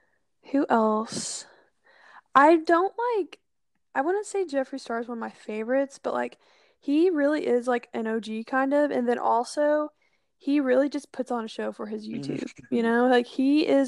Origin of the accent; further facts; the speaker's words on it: Oklahoma, United States; I'm from Oklahoma, so it's, like, I'm used to, like, flat land and red dirt.